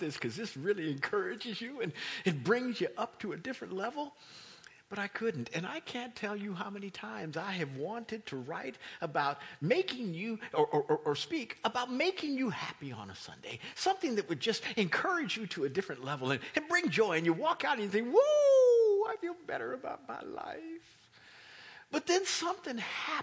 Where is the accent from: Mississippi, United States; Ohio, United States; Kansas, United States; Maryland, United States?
Kansas, United States; now in East Coast, United States; I'm not from here. I'm from Kansas.